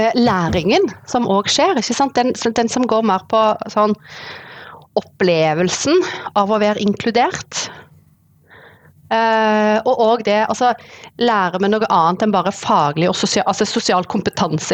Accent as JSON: {"language": "Norwegian", "area": "Sandnes-Stavanger area", "region": "Rogaland", "country": "Norway", "tie": "born or raised there", "moved": "as an adult", "lives_now": "Oslo, Norway", "said": "Jeg er fra Sandnes-Stavanger-området. Eh, eh, Vokste opp"}